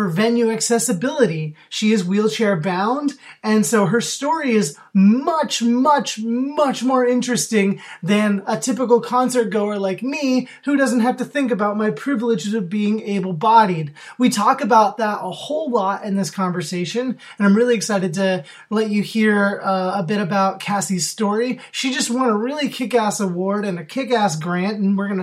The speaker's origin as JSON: {"language": "English", "region": "Oregon", "country": "United States", "tie": "born or raised there", "moved": "yes", "said": "you're in my home state right now"}